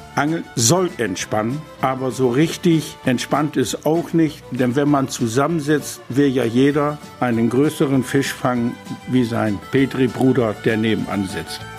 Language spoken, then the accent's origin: German; Kornau, Lower Saxony, Germany; born or raised there